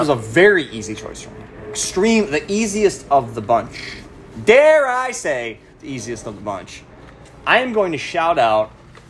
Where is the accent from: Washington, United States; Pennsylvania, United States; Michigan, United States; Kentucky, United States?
Michigan, United States; Detroit; Dude, you can go buy these million-dollar stars, but we're from Detroit.